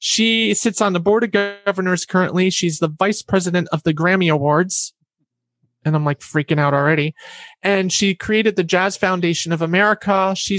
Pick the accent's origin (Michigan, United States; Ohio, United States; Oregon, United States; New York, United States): New York, United States; Catskills; I'm from the Catskill regions in New York.